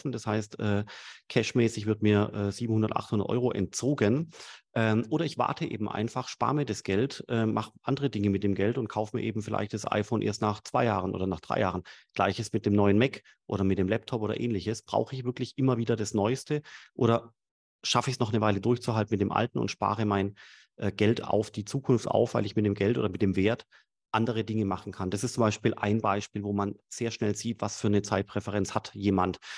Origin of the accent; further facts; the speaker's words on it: Swabia, Germany; Sag ich als Schwabe.